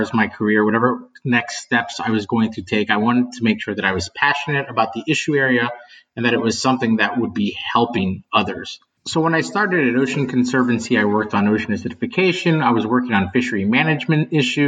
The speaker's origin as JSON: {"language": "English", "region": "West Virginia", "country": "United States", "tie": "born or raised there", "said": "I grew up in West Virginia"}